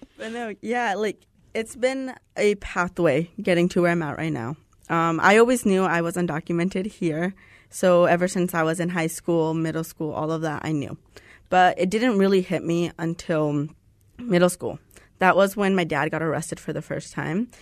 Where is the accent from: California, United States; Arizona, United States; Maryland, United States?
Arizona, United States; Tucson; moved away as an adult; now in Phoenix, United States; I'm from Tucson